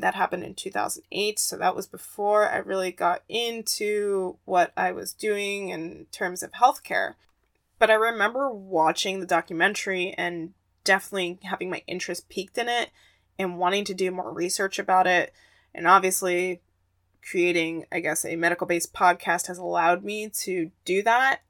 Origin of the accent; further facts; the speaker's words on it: Arizona, United States; my home state of Arizona